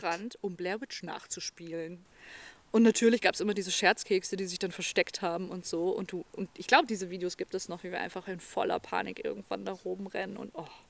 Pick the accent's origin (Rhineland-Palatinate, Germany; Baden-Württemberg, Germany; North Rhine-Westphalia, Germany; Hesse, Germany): Hesse, Germany; North; ich komme aus Nordhessen